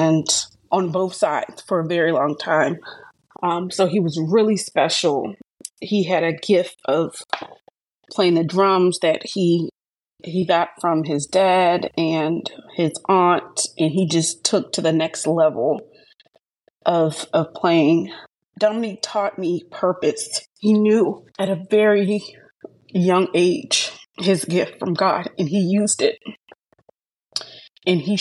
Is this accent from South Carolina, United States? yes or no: yes; Hilton Head Island, South Carolina, United States; also born or lived in Charleston, South Carolina; I'm originally from Charleston, South Carolina, but I grew up in Hilton Head